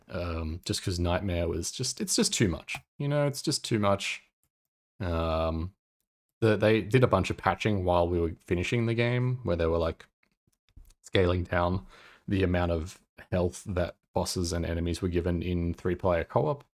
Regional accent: Australia; accent: Australian; my Australian accent

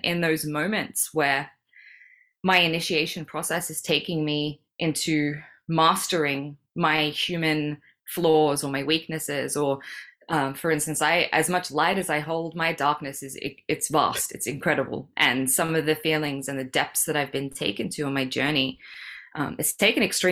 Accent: Sydney, New South Wales, Australia; moved away as an adult; also born or lived in Melbourne, Australia; now in Bali, Indonesia; I was born in Sydney. My parents are in Sydney

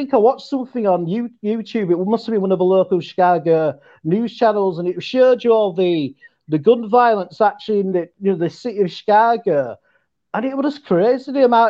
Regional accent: Yorkshire and the Humber, United Kingdom; accent: West Yorkshire; I'm from West Yorkshire

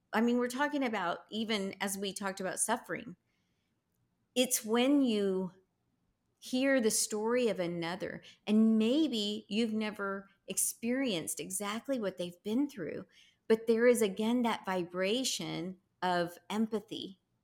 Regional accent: Texas, United States; I'm such a Texan

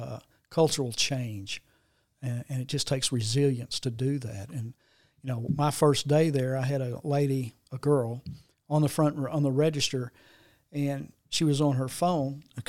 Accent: Jonesboro, Arkansas, United States; I was always been in Jonesboro. I was born and raised in Jonesboro.

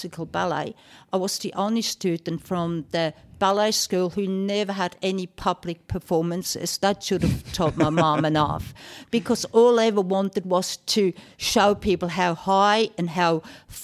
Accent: Switzerland; moved away as an adult; Originally, I'm from Switzerland. Mm-hmm. We moved here 36 years ago. So my childhood, everything happened in Switzerland.

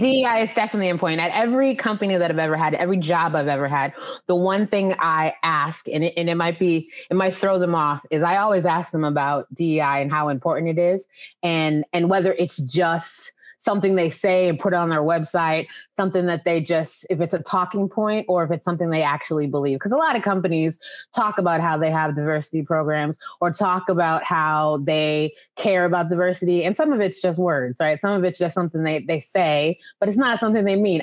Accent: Western Massachusetts, United States; moved away as an adult; also born or lived in Maryland / Boston, Massachusetts / Dallas, Texas; now in Atlanta, United States; we moved to Massachusetts when I was about five years old.

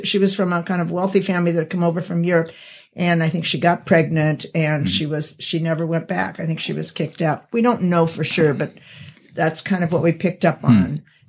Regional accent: Sacramento, California, United States; I was born in Sacramento, and then adopted through the welfare of Catholics.

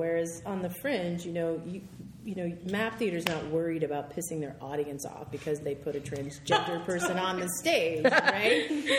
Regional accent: New Hampshire, United States; moved away; New Hampshire. I grew up in New Hampshire.

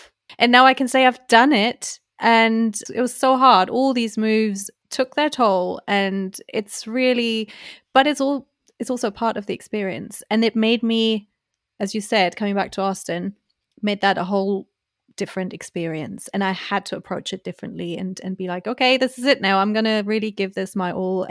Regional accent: Germany; English is a second language; I am who I am, and my accent is what it is, and I don't need to be knowing I'm from Germany but then I lived there

